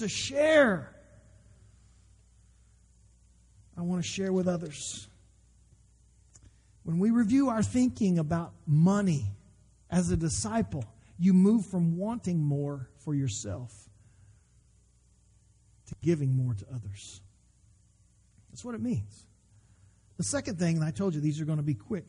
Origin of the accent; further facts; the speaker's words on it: United States; as an American